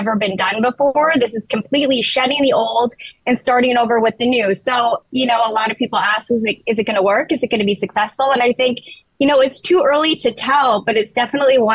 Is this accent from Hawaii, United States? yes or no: no; Minnesota, United States; moved away; I'm originally from Minnesota